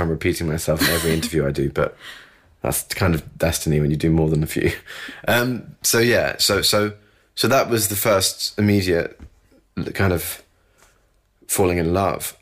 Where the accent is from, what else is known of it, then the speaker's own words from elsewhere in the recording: United Kingdom; I'm British